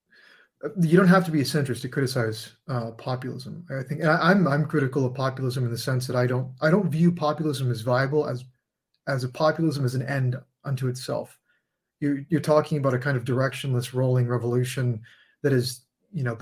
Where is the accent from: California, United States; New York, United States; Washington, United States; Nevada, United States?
California, United States; San Diego; I grew up in San Diego, California